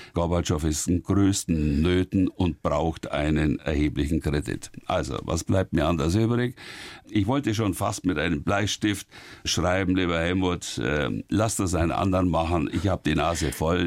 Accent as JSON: {"language": "German", "town": "Oberrohr", "region": "Bavaria", "country": "Germany", "tie": "born or raised there", "said": "so gerne ich in Oberrohr bin und so sehr ich an meiner Heimat hänge, an den Bauernhof, in dem ich zur Welt gekommen bin"}